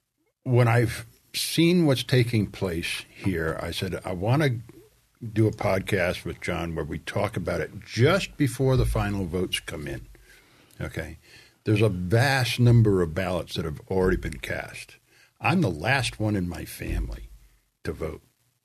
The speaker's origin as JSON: {"language": "English", "region": "Rhode Island", "country": "United States", "said": "we looked at that area intensively because I'm from Rhode Island and it appealed to me."}